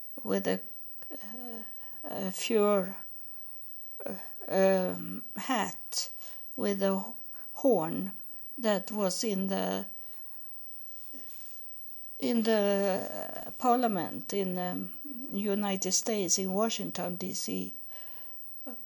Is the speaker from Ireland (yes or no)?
no; Sweden; English is a second language; I am from Sweden, and my ancestors from Norway